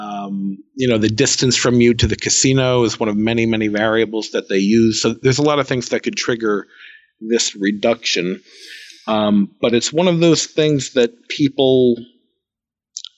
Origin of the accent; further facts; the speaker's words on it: New York, United States; I'm a Jew from New York